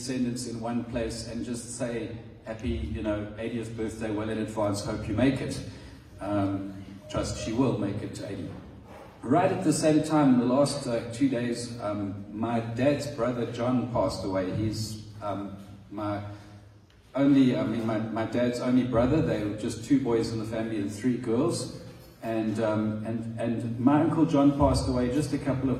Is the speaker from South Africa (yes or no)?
yes; South Africa; moved away as an adult; now in Madagascar; we are South African.